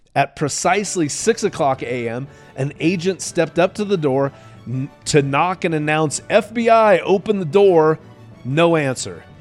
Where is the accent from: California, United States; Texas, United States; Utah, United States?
Utah, United States; I'm this punk from Utah